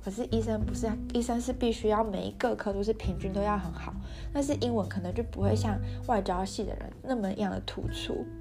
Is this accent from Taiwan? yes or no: yes; Taiwan; moved away as an adult; now in Germany; 我就说我从台湾来的